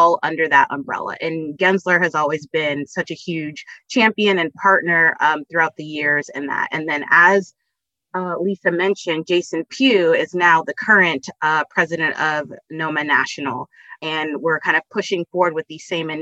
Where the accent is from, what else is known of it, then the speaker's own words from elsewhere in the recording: California, United States; I'm actually a California native, so you'll probably get that a little bit in how I'm kind of speaking today